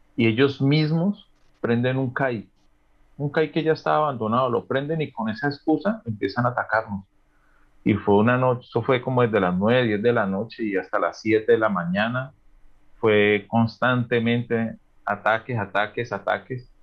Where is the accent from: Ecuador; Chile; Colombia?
Colombia; Yumbo, Valle del Cauca; moved away as an adult; also born or lived in Cali / Antioquia; now in Barcelona, Spain